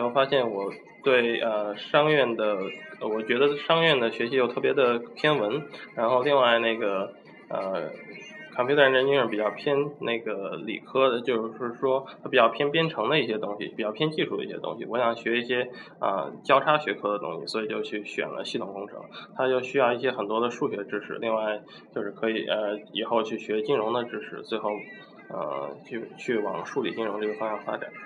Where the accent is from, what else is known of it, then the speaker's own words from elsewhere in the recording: Shandong, China; also born or lived in Washington; 因为我是山东人